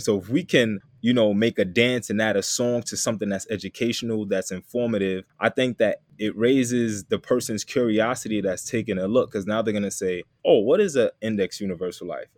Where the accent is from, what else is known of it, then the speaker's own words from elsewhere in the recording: New York City, New York, United States; also born or lived in Texas; I'm from Queens, New York